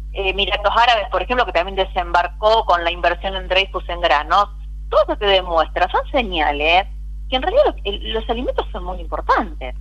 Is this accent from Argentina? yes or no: yes; Argentina; nací, crecí en Vigán, un pueblo netamente cooperativo